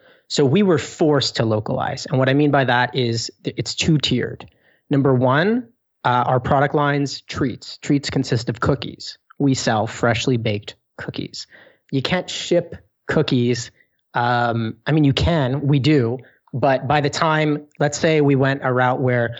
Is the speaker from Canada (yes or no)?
yes; Canada; being Canadian, being, you know, in Toronto, which is the hub of business of all of Canada